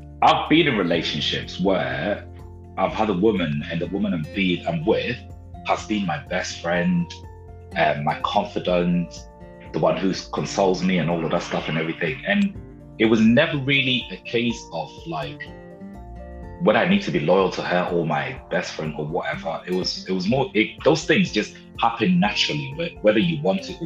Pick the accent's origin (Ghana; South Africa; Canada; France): Ghana; I was born in Ghana, in West Africa